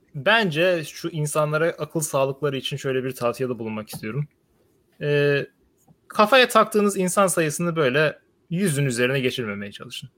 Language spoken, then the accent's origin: Turkish; Sivas, Sivas Province, Turkey; Ben Sivaslıyım